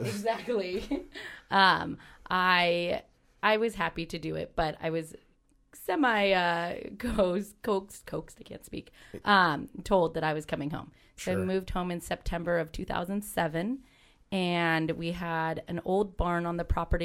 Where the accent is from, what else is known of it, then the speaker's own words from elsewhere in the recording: Livermore, California, United States; moved away as an adult; also born or lived in Arizona; coming back to my hometown